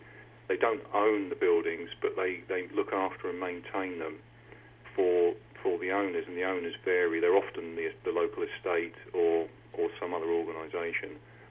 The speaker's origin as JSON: {"language": "English", "town": "Eastbourne", "region": "South East England", "country": "United Kingdom", "tie": "born or raised there", "also_born_or_lived": "United States", "moved": "yes", "lives_now": "Acharacle, United Kingdom", "said": "originally I grew up in England, in the county of Sussex, in a coastal town called Eastbourne. It's an old Victorian spa town, and ever since then I've been moving progressively north via a brief sojourn in the United States as well"}